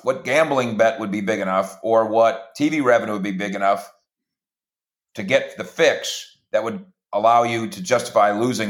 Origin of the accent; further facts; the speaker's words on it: Minnesota, United States; as a kid growing up in Minnesota